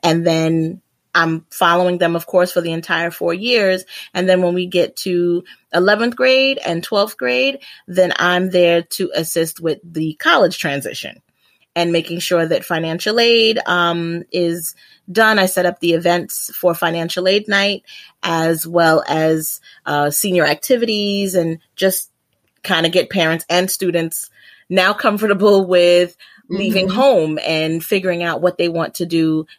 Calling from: New York City, New York, United States; So I'm about 4 minutes away from that. But yep, I'm coming from New York City.

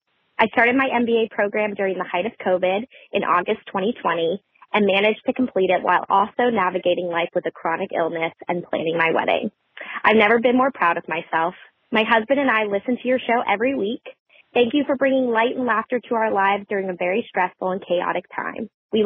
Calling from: Atlanta, Georgia, United States; I'm calling from Atlanta, Georgia.

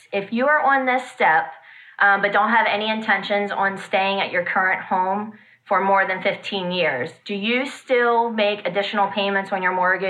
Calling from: Hanover, Pennsylvania, United States; Hanover, Pennsylvania.

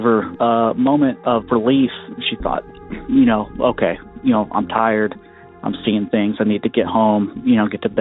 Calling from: Western Kentucky, United States; I'm calling in from Western Kentucky

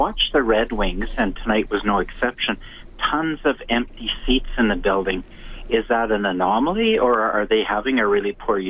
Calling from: Cold Lake, Alberta, Canada; I'm calling from Coldike.

